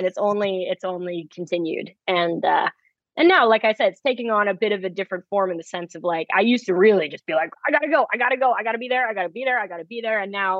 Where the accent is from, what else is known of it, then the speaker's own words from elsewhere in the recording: Manhattan, New York, United States; living, you know, growing up in Manhattan, there's just so much going on.